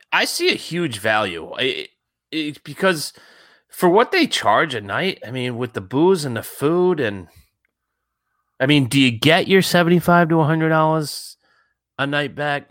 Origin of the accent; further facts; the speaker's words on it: Warwick, Rhode Island, United States; I grew up in Warwickview